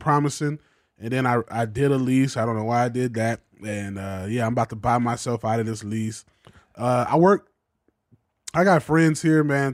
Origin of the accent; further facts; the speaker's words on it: Macon, Georgia, United States; moved away as an adult; now in Los Angeles, United States; I grew up in Macon, Georgia